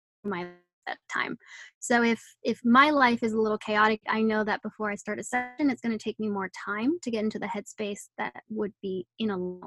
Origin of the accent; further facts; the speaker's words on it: Netherlands; moved away; I'm originally from the Netherlands